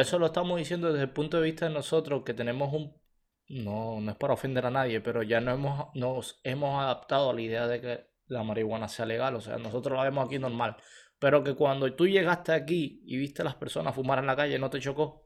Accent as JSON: {"language": "Spanish", "country": "Cuba", "moved": "as an adult", "lives_now": "Canada", "said": "Nosotros salimos de Cuba, directo para aquí"}